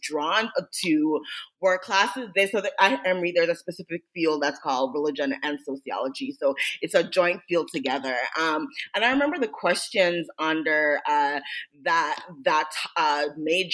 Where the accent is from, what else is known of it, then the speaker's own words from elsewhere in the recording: Jamaica; I grew up in Jamaica